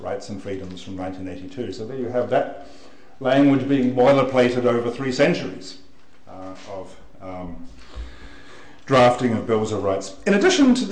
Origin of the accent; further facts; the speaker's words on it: New Zealand; I'm a New Zealander